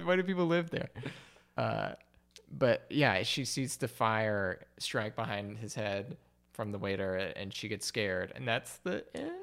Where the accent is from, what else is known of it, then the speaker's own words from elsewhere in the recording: Alabama, United States; moved away; I'm from Alabama